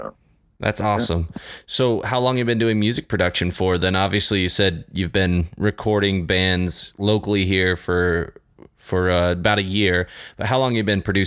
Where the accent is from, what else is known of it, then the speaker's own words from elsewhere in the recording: Mapleton, Utah, United States; this week we're joined by a guy from my hometown of Mapleton, Utah